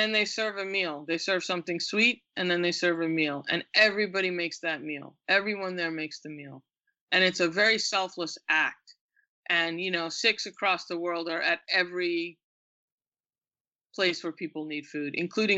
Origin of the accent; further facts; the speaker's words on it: Westbury, New York, United States; also born or lived in England / India; I grew up in Westbury, Long Island, which is a suburb, but it's a Black suburb